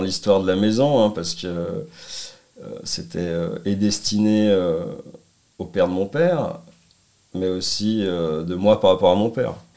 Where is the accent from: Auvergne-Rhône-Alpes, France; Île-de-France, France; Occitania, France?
Auvergne-Rhône-Alpes, France; Annecy; also born or lived in Lyon; je suis revenu euh, bah, dans ma terre natale, on va dire, Annecy